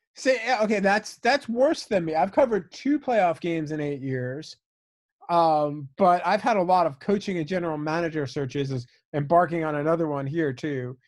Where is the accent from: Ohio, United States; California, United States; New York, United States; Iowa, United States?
New York, United States; East Meadow; moved away as an adult; now in Detroit, United States; my hometown of East Meadow, New York